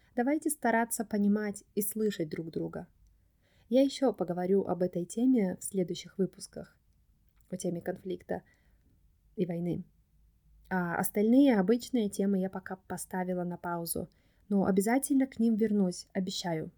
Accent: Russia; moved away; Я сказала, что я из России

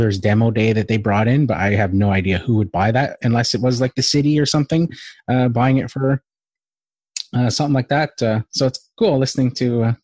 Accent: Vancouver, British Columbia, Canada; I'm from Vancouver

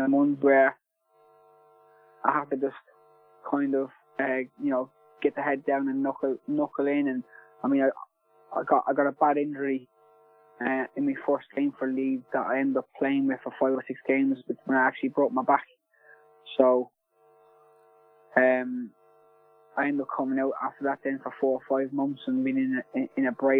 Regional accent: Ireland; being an Irish lad and supporting Celtic as much as I did when I was growing up

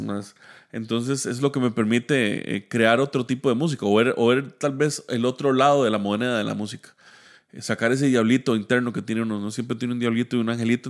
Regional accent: Heredia, Costa Rica; yo soy de Heredia. Eh, toda mi vida, pues, o gran parte de mi vida he vivido en Heredia.

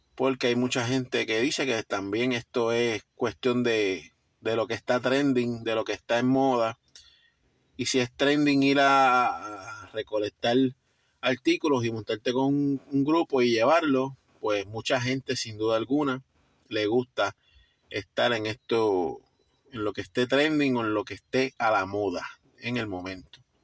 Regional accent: Puerto Rico; somos puertorriqueños, estamos aquí

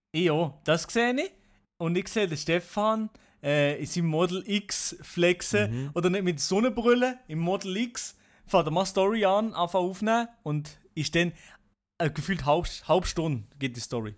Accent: Switzerland; wir sind Schweizer

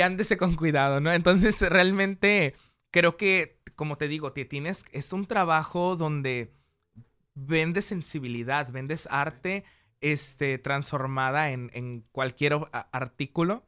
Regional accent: Mexico; como mexicanos

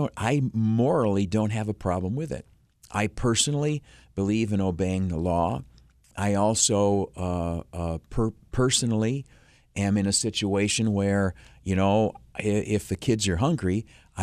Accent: Canisteo, New York, United States; where I grew up down in Canastillo

